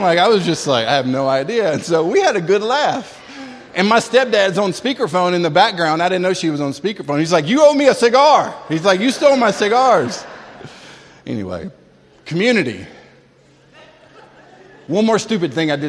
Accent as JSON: {"language": "English", "town": "Tallahassee", "region": "Florida", "country": "United States", "tie": "born or raised there", "also_born_or_lived": "Springfield, Massachusetts", "said": "we moved from Springfield, Mass to Tallahassee, Florida"}